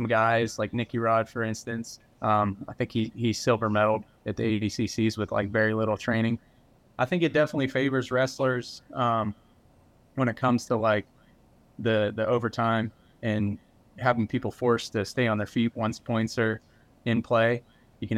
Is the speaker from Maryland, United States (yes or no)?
no; Pennsylvania, United States; also born or lived in Houston, Texas; now in South Carolina, United States; I grew up in Pennsylvania, had a bunch of hardwood trees and like the mountains. I grew up in the Appalachian Mountains.